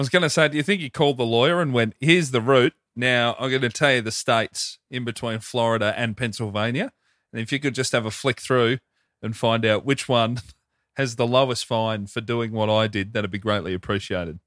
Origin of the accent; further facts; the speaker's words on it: Hoppers Crossing, Victoria, Australia; near my place growing up in Hoppers